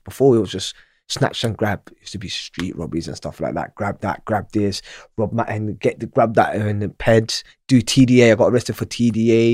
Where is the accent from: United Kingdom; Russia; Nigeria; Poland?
United Kingdom; Manchester, North West England; moved away; also born or lived in Djibouti / Somalia / Ealing, London; I was in nursery and I was in Manchester. I was at Webster Primary School